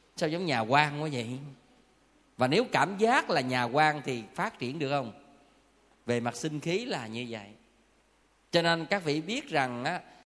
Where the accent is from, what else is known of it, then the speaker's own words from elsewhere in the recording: Southern Vietnam, Vietnam; phong tục tập quán và văn hóa miền Nam của mình